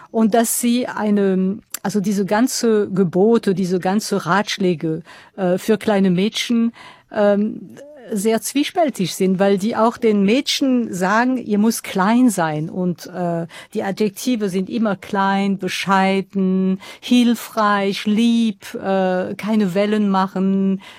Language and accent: German; Strasbourg, Grand Est, France; German is a second language; Also das war ein Viertel in Straßburg, wo ich herkomme, das sehr, sehr arm war.